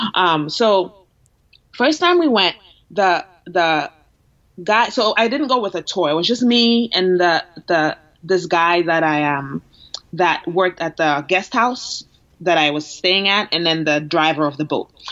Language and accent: English; Ghana; now in Boston, United States; I'm from Ghana. I'm born and raised, so I moved here a while ago.